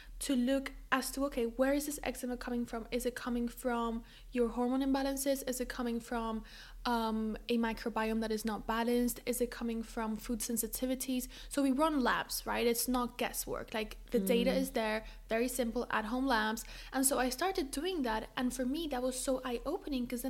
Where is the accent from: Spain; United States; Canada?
Spain; moved away as an adult; also born or lived in London; I moved from Spain to London for university